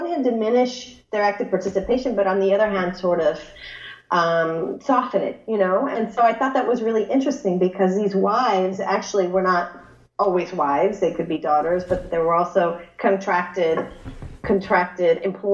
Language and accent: English; Los Angeles, California, United States; moved away as an adult; also born or lived in Santa Barbara, United States / Middlebury, United States / Berkeley, United States; now in Miami, United States; I'm from Los Angeles, California, born and raised.